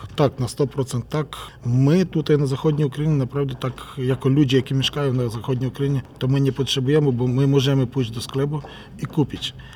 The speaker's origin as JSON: {"language": "Polish", "country": "Ukraine", "said": "u nas w Ukrainie"}